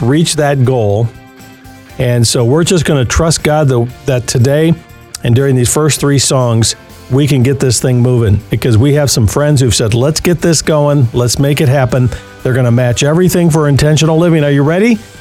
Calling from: Phoenix, Arizona, United States; I'm calling from Phoenix, Arizona

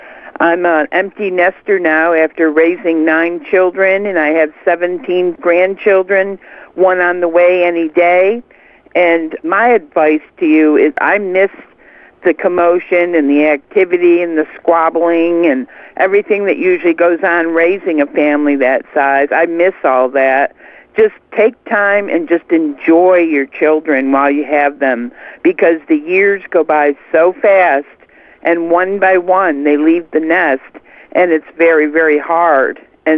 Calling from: Alabama, United States; I'm calling you from Alabama.

